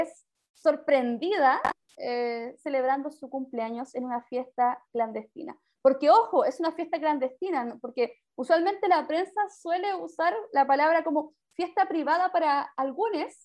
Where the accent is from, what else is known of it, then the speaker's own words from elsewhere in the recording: Maipú, Santiago Metropolitan Region, Chile; also born or lived in Quinta Normal; criada o criada de toda mi vida, 25 años viví en Maipú